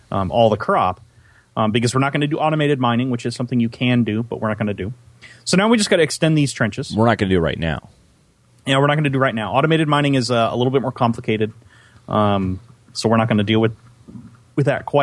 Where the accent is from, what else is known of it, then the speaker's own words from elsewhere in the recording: Central Valley of California, United States; I grew up in the Central Valley